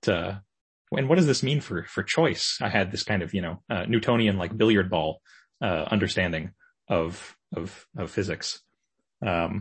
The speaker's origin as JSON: {"language": "English", "town": "Victoria", "region": "British Columbia", "country": "Canada", "tie": "born or raised there", "said": "Victoria, British Columbia. That's okay. Kind of my hometown"}